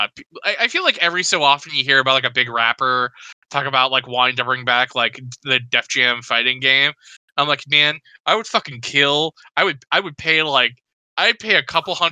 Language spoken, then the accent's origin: English; United States; I'm an American